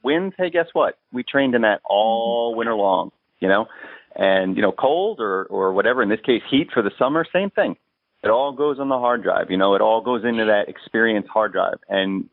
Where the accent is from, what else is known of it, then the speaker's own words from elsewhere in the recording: New York, United States; I'm native New Yorker